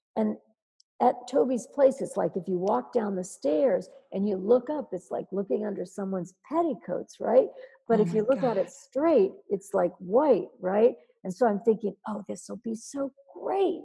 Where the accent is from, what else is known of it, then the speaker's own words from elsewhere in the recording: Dayton, Ohio, United States; moved away as an adult; now in New York, United States; I'm from Dayton, Ohio